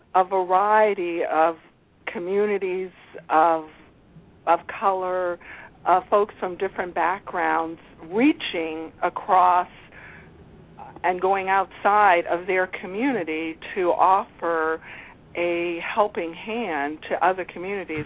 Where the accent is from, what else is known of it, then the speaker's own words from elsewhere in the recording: Alexandria, Virginia, United States; I grew up in Alexandria, Virginia, outside of Washington, D.C., before it was a tourist destination